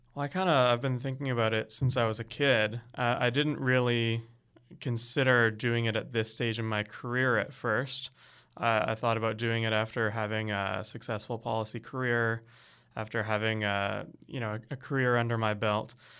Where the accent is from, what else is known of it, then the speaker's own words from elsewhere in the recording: Canada; I'm really proud of being Canadian